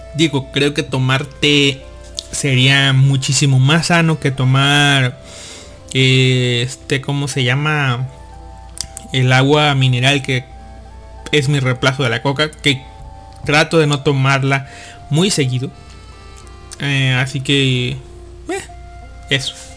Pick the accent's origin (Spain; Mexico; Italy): Mexico; de niño acá en México, en Latinoamérica